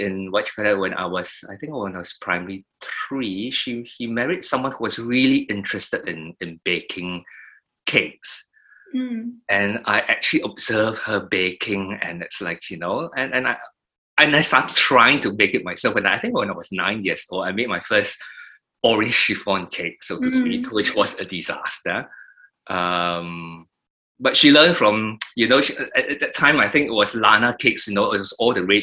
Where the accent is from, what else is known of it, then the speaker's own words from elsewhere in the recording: Singapore; moved away; we moved from Queenstown to Thompson Hills in the early 70s